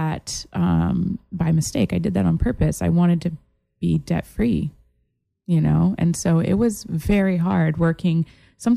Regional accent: Massachusetts, United States; also born or lived in South Italy; now in Florida, United States; I'm originally from Massachusetts.

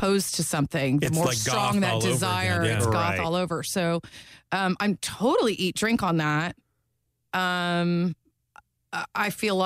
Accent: Orlando, Florida, United States; also born or lived in Conway, Florida; I've lived here my whole life in Orlando

